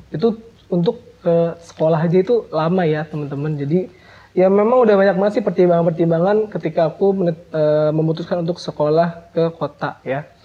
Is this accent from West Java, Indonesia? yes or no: yes; Cirebon Regency, West Java, Indonesia; aku ini dari SMP SMP kabupaten dan istilahnya aku merantau ya dari kabupaten ke kota